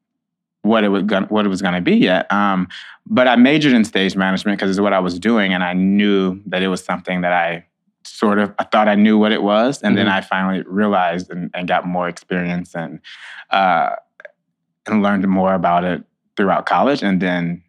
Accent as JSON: {"language": "English", "town": "Hockley", "region": "Texas", "country": "United States", "tie": "born or raised there", "also_born_or_lived": "St. Louis, Missouri", "moved": "as an adult", "lives_now": "New York City, United States", "said": "I am from Hockley, Texas, which is right outside of Houston, Texas. I usually say Houston. People don't really know what Hockley is. I grew up on a ranch"}